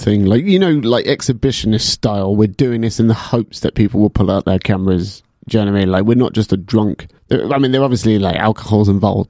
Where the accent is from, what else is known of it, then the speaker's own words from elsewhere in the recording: England, United Kingdom; You know, we're English